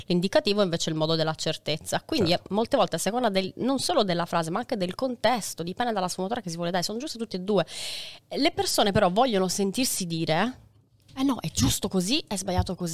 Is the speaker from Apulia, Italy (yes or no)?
no; Sardinia, Italy; io sono sarda, quindi marco molto le vocali